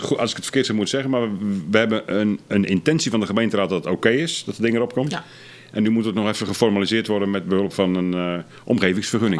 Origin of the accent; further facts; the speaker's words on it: Sliedrecht, South Holland, Netherlands; ik ben geboren in Sliedrecht